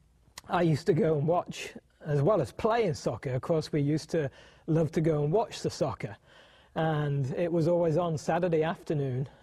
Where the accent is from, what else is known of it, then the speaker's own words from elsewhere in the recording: United Kingdom; now in United States; I was born and raised in the United Kingdom